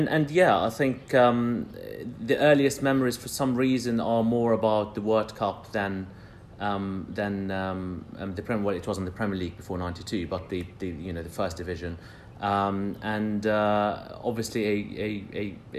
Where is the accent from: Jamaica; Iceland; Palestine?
Palestine; Jerusalem; also born or lived in London; now in United Kingdom; I grew up in Jerusalem, so I'm Palestinian